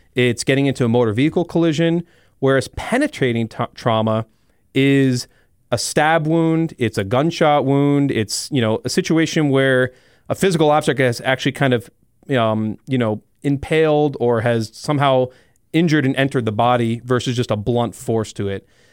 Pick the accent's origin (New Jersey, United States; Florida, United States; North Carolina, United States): Florida, United States; South; moved away as an adult; also born or lived in Iowa City, Iowa; now in Rapid City, United States; I'm originally from South Florida